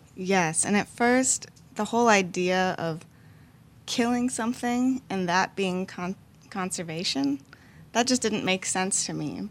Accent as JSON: {"language": "English", "town": "Minneapolis", "region": "Minnesota", "country": "United States", "moved": "as an adult", "lives_now": "New Orleans, United States", "said": "I moved from Minneapolis for college"}